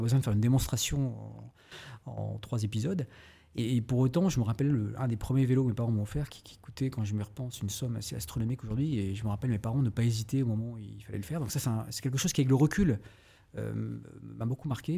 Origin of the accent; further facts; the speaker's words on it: Brest, Brittany, France; also born or lived in Paris; Je suis né à Brest, Brest même, dirait certains. je suis né à Brest. Effectivement, j'ai fait une grande partie de ma vie jusqu'à la terminale et la prépa.